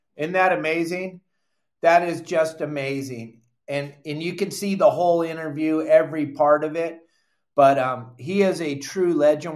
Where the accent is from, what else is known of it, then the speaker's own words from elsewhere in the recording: San Clemente, California, United States; I grew up in San Clemente, fishing off the end of the pier with my pops